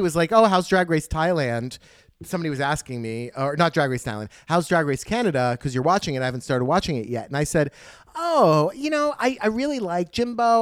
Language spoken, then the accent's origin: English; United States; as an American